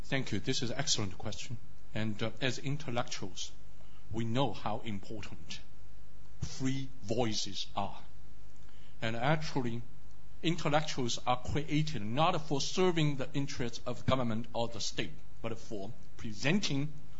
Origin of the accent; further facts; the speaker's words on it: China; now in United States; I grew up in Mao's China.